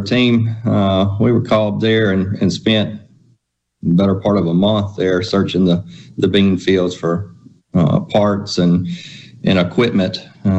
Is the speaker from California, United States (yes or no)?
no; Florence, Mississippi, United States; So Rankin County, here in Florence. I didn't move off far.